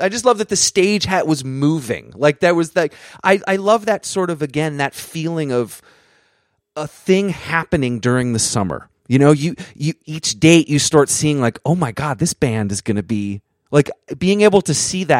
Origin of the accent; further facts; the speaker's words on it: Vermont, United States; I grew up in Vermont, so it was kind of hard to see some of these tours early on